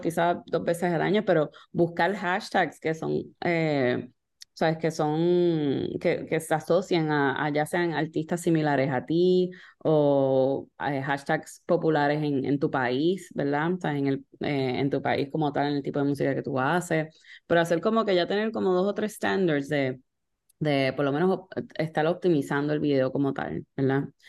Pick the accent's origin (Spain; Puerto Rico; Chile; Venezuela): Puerto Rico; moved away; originalmente yo soy de Puerto Rico